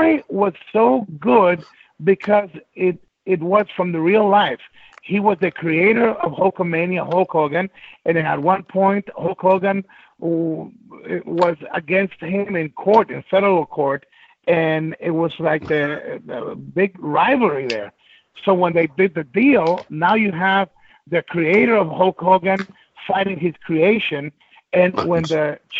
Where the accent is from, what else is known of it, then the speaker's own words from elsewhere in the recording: New York City, New York, United States; also born or lived in Guayaquil, Ecuador; I was brought here at 10 years old, and I grew up in the hard streets of the Bronx